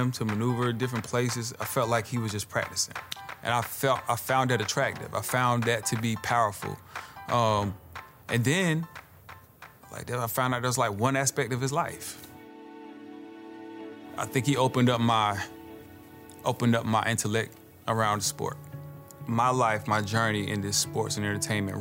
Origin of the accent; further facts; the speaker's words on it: Aberdeen, North Carolina, United States; I grew up in Aberdeen, North Carolina, which today still is a very racially charged place to grow up as a black man